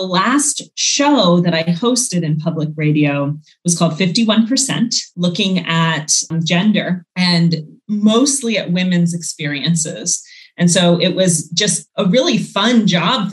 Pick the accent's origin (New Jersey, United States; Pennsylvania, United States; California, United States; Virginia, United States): Virginia, United States; Northern; I grew up in suburban DC, Northern Virginia